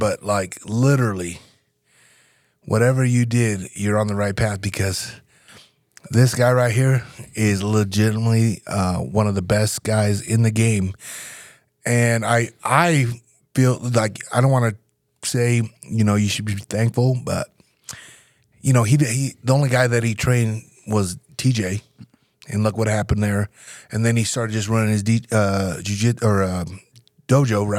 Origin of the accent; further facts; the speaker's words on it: Nebraska, United States; moved away as an adult; I'm from Nebraska